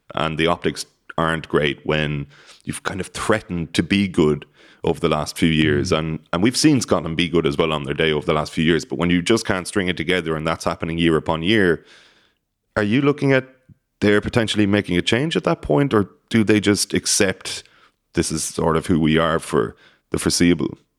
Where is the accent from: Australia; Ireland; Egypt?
Ireland; Cork, Munster; I'm from Cork, I'm from Ireland and Munster